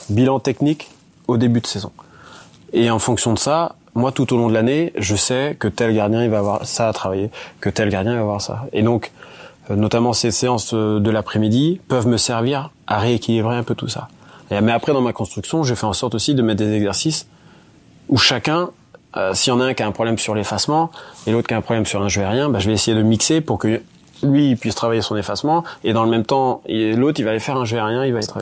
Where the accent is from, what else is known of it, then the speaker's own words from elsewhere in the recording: Plancoët, Brittany, France; je suis originaire donc de Planquette, c'est pas loin